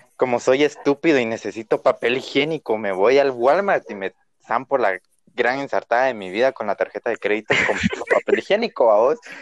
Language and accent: Spanish; Guatemala; yo conozco mi pueblo